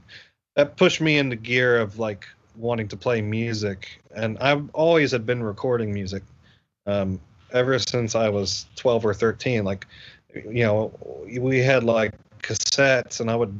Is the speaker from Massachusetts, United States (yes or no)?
no; Asheville, North Carolina, United States; we had this festival in my hometown. I'm from Asheville, North Carolina